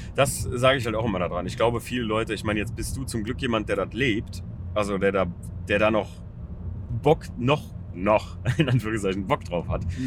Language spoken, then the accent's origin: German; Germany; Ferienort, in dem wir uns hier gerade befinden, ja, mein, mein Heimatort